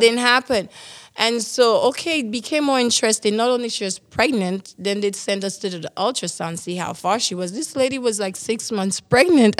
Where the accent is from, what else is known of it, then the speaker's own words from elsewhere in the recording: St. Lucia; moved away as an adult; now in Canada; I am from the beautiful island of San Lucia